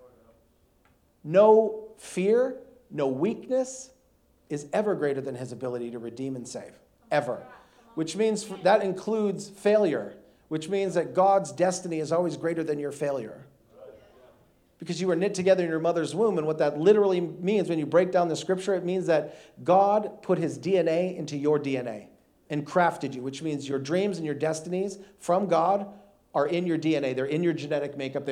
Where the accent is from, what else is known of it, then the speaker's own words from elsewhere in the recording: North Dakota, United States; now in Houston, United States; I grew up in North Dakota. I'm a Yankee. I live in Houston. I've been living in Houston now for the last 14 years